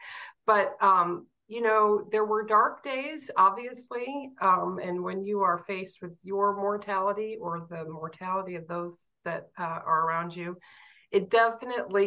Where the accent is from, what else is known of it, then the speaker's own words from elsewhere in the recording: Fort Wayne, Indiana, United States; I grew up in Fort Wayne and had a wonderful family.